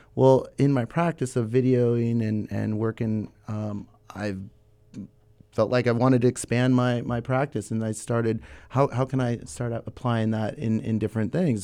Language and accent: English; Santa Barbara, California, United States; now in Ventura, United States; I was born in Santa Barbara, nineteen eighty-one. Uh, born and raised